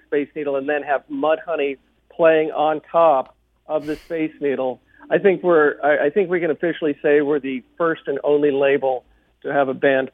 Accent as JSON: {"language": "English", "town": "Park Forest", "region": "Illinois", "country": "United States", "tie": "born or raised there", "also_born_or_lived": "Seattle", "moved": "yes", "lives_now": "Orcas Island, United States", "said": "I grew up in the Park Forest Plaza"}